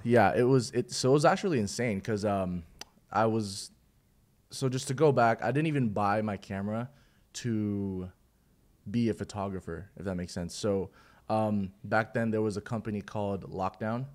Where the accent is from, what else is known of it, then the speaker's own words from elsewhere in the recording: Philippines; now in Houston, United States; I'm originally from the Philippines.